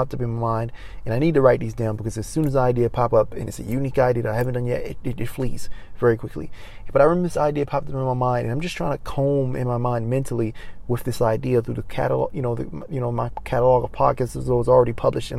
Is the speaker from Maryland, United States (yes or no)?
yes; Maryland, United States; moved away as an adult; now in Los Angeles, United States; I go back to my hometown of Maryland